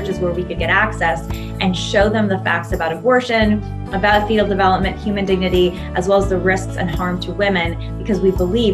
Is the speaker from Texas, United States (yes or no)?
no; California, United States; I am a Californian